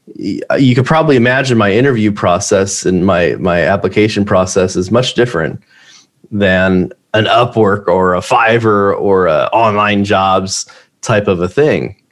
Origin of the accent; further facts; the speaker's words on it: United States; I'm an American entrepreneur